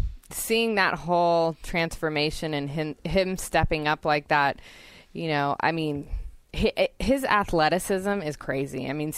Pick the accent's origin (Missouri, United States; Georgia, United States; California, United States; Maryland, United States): California, United States; Santa Cruz; Always like giving props to my hometown. I loved being born and raised there and still live there now.